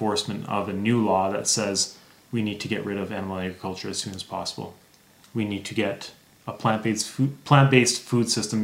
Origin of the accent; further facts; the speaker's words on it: Northern Ontario, Canada; now in Alberta, Canada; I grew up in Northern Ontario, so I actually lived in an area where you had to import the gas, and it was really remote.